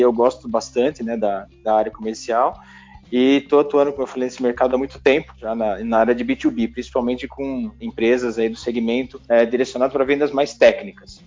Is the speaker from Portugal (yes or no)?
no; Jundiaí, São Paulo, Brazil; moved away as an adult; also born or lived in Campinas; Eu nasci em Jundiaí, é, onde eu, na, eu, estou morando novamente